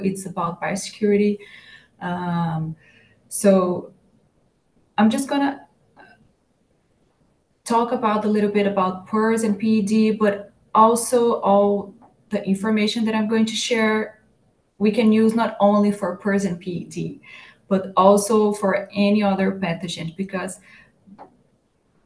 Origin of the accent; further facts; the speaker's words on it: Brazil; now in Iowa, United States; I'm from Brazil and it's summertime in Brazil now, and here in Iowa it's winter